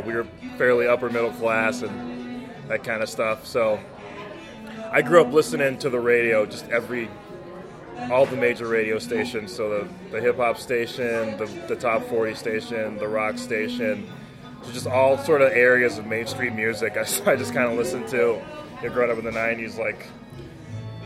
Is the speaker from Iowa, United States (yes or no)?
no; Harlingen, Texas, United States; now in Denver, United States; I grew up in a town called Harlingen, Texas